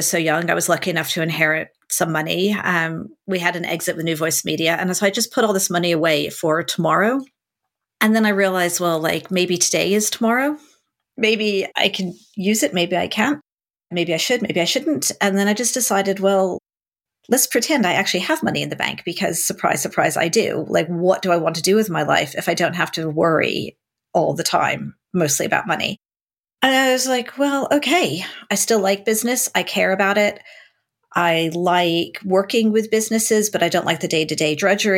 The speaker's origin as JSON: {"language": "English", "country": "United States", "moved": "yes", "lives_now": "United Kingdom", "said": "Being an American"}